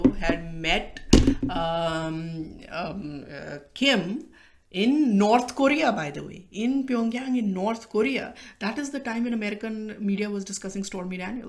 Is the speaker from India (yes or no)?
yes; Delhi, India; I'm from Delhi, and I have known middle-class Punjabis in Delhi